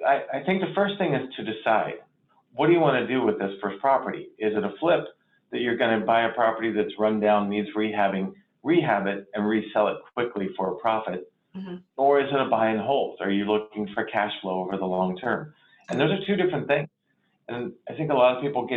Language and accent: English; Indiana, United States; moved away as an adult; also born or lived in Europe / Atlanta; now in Charleston, United States; I grew up in Indiana, small town USA, Indiana